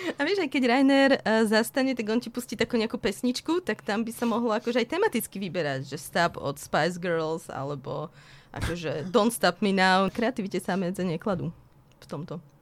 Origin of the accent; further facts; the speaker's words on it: Trebišov, Košice Region, Slovakia; now in Bratislava, Slovakia; Ja som sa narodila v Trebišove a teraz žijem v Bratislave